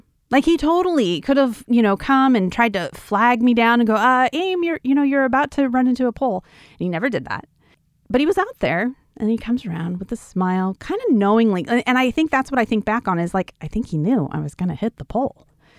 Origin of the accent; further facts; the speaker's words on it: Wyoming, United States; So I grew up in Wyoming on a ranch. And when you grow up in Wyoming on a ranch, you, they pretty much let you do things that you kind of wouldn't do if you were just a city dweller, right?